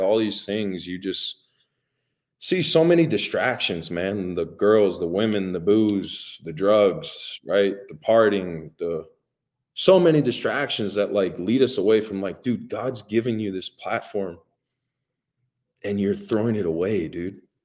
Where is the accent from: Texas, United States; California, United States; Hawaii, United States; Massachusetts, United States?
Hawaii, United States; moved away; growing up in Hawaii